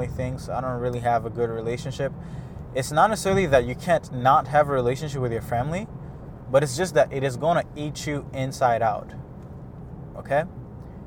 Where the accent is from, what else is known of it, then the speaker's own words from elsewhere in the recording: Rwanda; now in Montreal, Canada; I was born in Rwanda, a lot of my family is here in Canada